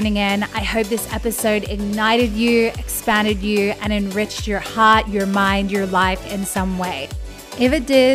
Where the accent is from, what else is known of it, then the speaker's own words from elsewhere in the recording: Australia; I'm from Australia